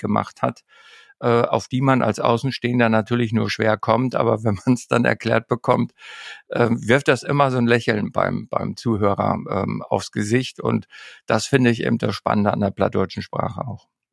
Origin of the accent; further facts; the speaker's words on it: Emsland, Lower Saxony, Germany; now in Norderney, Germany; ans Emsland, dort wo ich groß geworden bin